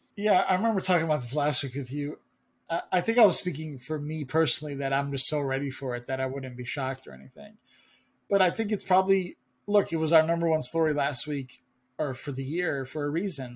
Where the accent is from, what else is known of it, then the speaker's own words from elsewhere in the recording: United States; as an American